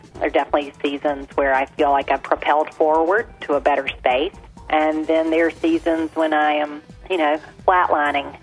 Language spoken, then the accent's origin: English; Tarboro, North Carolina, United States; I married someone who loves my hometown as much as I do because he's passionate about making Tarboro such a special, special place